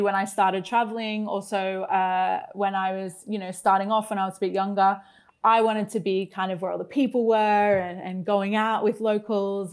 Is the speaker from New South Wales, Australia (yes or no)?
no; Brisbane, Queensland, Australia; moved away as an adult; my hometown of Brisbane in Australia